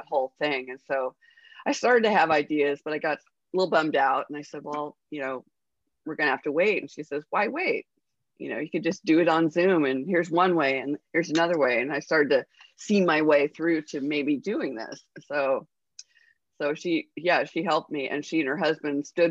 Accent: Honolulu, Hawaii, United States; moved away; I was born in Honolulu

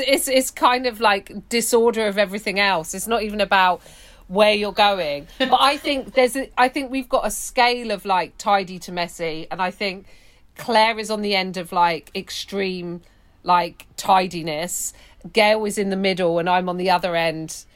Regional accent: London, United Kingdom; I grew up in West London

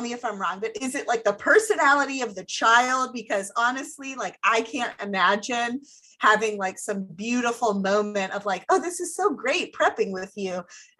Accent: Ohio, United States; I'm from Ohio

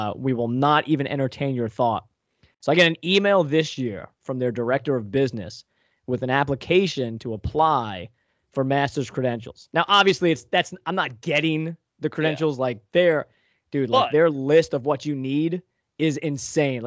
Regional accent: Long Island, New York, United States; also born or lived in Northeast Pennsylvania; now in Pennsylvania, United States; I grew up on Long Island

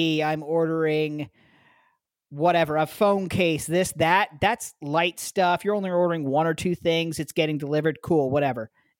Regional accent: Canada; now in Ohio, United States; I'm Canadian.

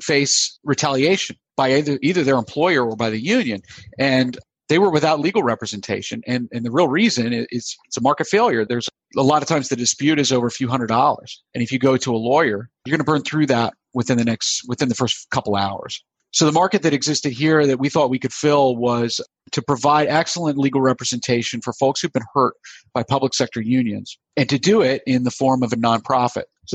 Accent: United States; also born or lived in South Carolina / Florida; now in Pennsylvania, United States; I grew up in South Carolina and Florida

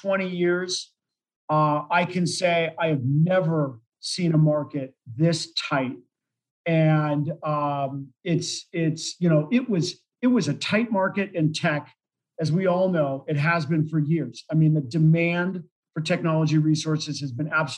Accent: California, United States; moved away as an adult; now in Colorado, United States; I grew up in California.

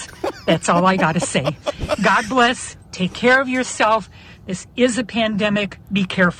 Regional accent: Chicago, Illinois, United States; I'm almost 75, but I'm from Chicago.

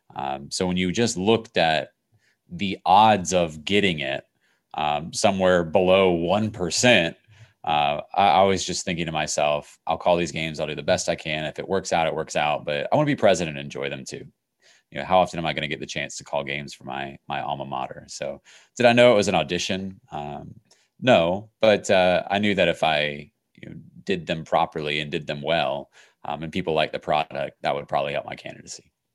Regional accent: Crozet, Virginia, United States; I grew up in Crozet, Virginia, outside of, of Charlottesville

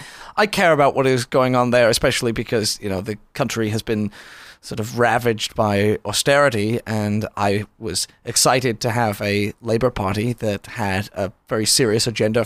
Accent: United Kingdom; now in United States; I was born in Britain.

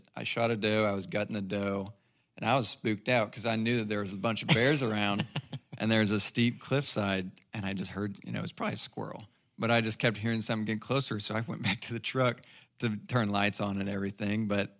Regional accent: Fort Smith, Arkansas, United States; I grew up in Fort Smith

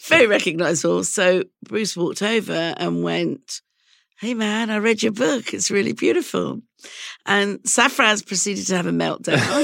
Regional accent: London, United Kingdom; I was raised in England and I consider myself a Londoner

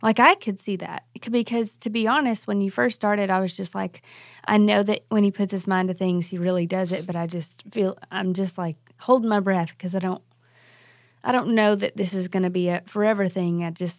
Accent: Arkansas, United States; We're from Arkansas, everybody.

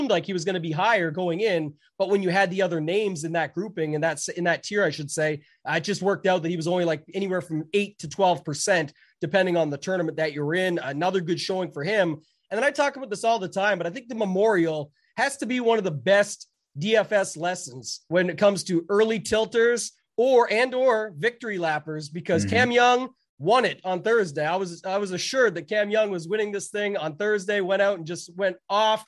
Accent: Canada; I'm Canadian

